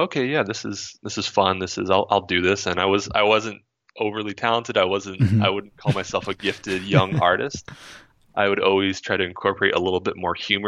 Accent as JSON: {"language": "English", "town": "Monterey", "region": "California", "country": "United States", "tie": "born or raised there", "also_born_or_lived": "Florida / Vermont / Ohio", "said": "when I was around 9, we moved out to Monterey, California"}